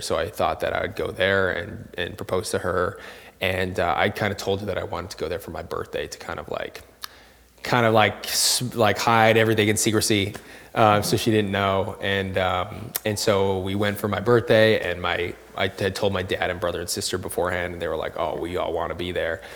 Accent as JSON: {"language": "English", "country": "Canada", "tie": "born or raised there", "said": "I was born and raised in Canada. I'm Canadian"}